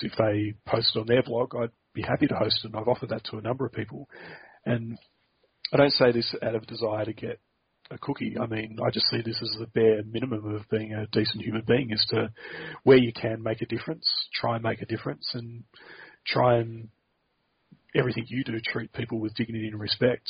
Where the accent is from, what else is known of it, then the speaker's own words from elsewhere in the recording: Australia; as an Australian